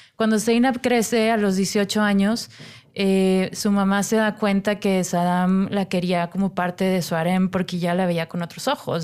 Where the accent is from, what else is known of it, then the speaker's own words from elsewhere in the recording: Monterrey, Nuevo León, Mexico; moved away; yo soy de Monterrey